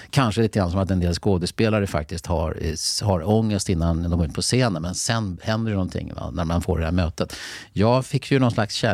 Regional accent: Mälardalen, Sweden; Men jag kom ju redan från Mälardalen så att det var inte så att man måste göra om helt och hållet.

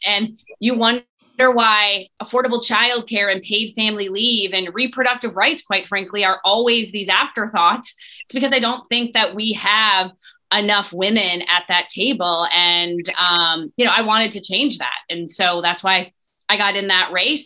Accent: Eau Claire, Wisconsin, United States; let's do my hometown.

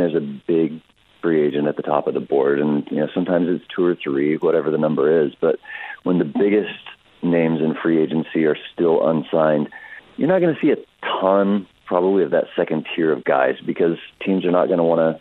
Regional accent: Texas, United States; growing up in Texas

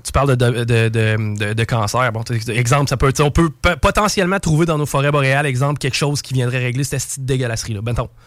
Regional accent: Quebec, Canada; En tant que Québécois

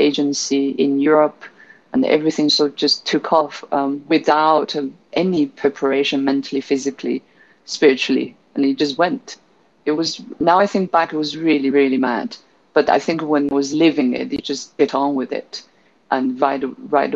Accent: Guizhou, China; moved away; also born or lived in London; So Guizhou is home, which is in southwest of China

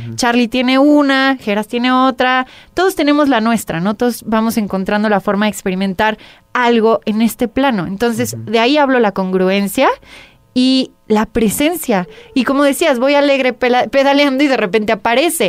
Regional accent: Mexico; como mujer mexicana

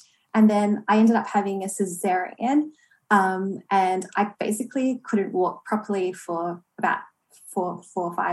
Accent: Australia; also born or lived in Toronto, Canada; Born and raised in Australia

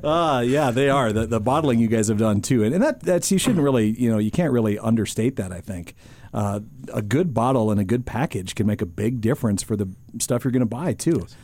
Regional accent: North Dakota, United States; I was born and raised in North Dakota

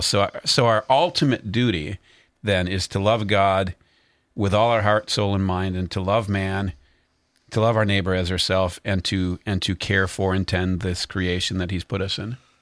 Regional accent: North Carolina, United States; also born or lived in Concord, North Carolina; we're from North Carolina.

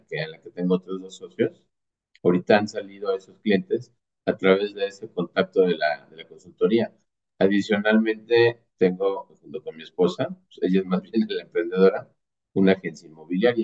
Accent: Mexico; also born or lived in near Mexico City; básicamente soy un mexicano, orgullosamente mexicano, vivo cerca de la Ciudad de México

